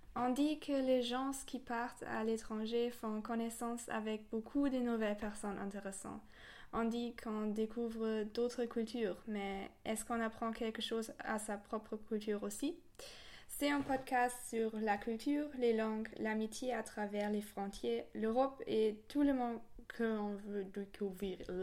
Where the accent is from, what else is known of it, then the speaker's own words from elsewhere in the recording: Germany; moved away as an adult; now in France; je viens d'Allemagne